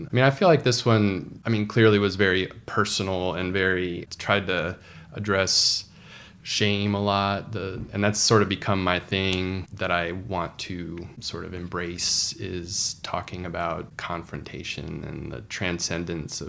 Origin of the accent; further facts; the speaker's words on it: Houston, Texas, United States; moved away; also born or lived in Dallas / Washington, D.C.; I grew up in Houston, but I lived in Dallas during the 90s and the late